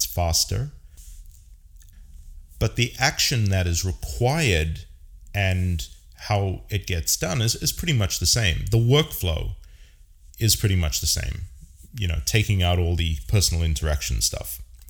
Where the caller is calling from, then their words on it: San Francisco, California, United States; I am casting from San Francisco, California.